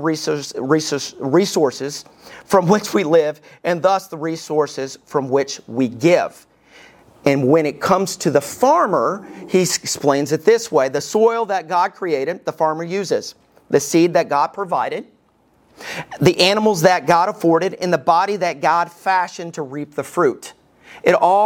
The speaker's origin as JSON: {"language": "English", "region": "Alabama", "country": "United States", "tie": "born or raised there", "moved": "yes", "said": "When I was growing up in Alabama, we never raked the yard"}